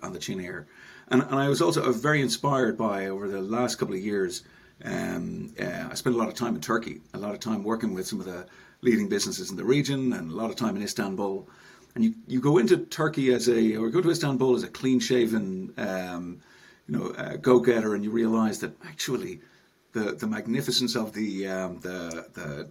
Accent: Dublin, Leinster, Ireland; moved away as an adult; now in Enniskerry, Ireland; I'm North Dublin, born and bred, Paul. So I grew up in North Dublin.

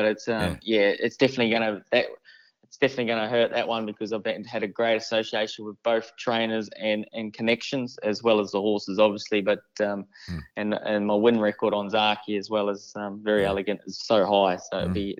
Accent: New Zealand; I suppose every kid growing up in New Zealand, they all grow up as wanting to be an All Black

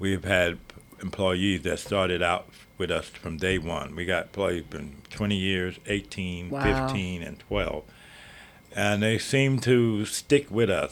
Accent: the South, United States; now in Stinson Beach, United States; I was raised in the South

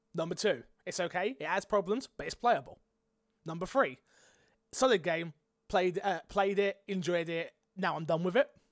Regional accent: United Kingdom; I'm British

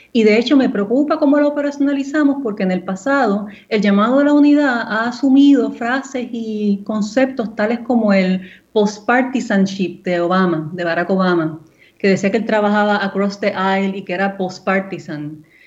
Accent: Puerto Rico; moved away; una puertorriqueña criada en la isla, ¿verdad? Viviendo allá por 10 años

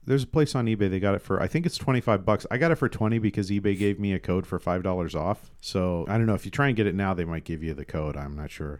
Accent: Tacoma, Washington, United States; I grew up in the eighties and nineties in Tacoma

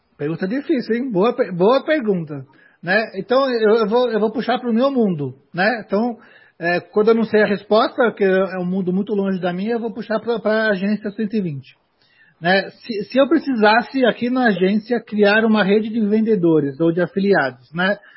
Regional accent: Brazil; o país que eu moro. Né? Então, aonde eu nasci

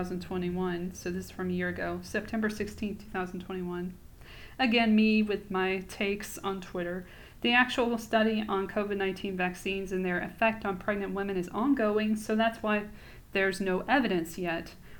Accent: Atlanta, Georgia, United States; I'm from Atlanta

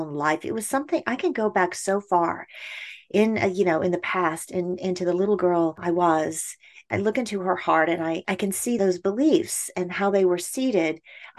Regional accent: United Kingdom; born there; You know, I was born in the United Kingdom and placed in foster care as a baby.

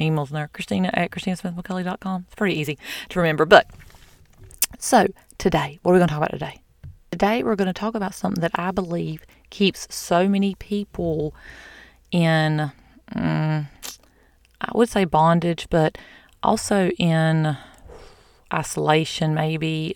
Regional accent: the South, United States; I'm from the South.

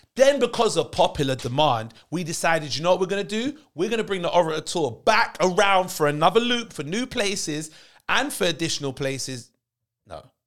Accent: London, United Kingdom; being a Londoner

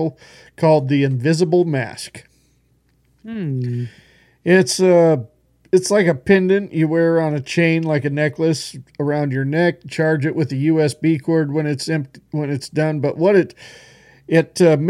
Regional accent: Boise, Idaho, United States; born or raised there; moved away

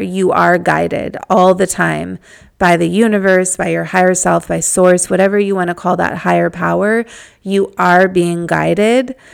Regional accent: Malibu, California, United States; I'm from Malibu

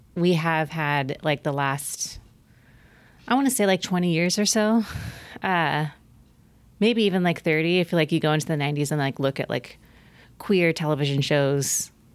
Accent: Oregon, United States; my home state, Oregon

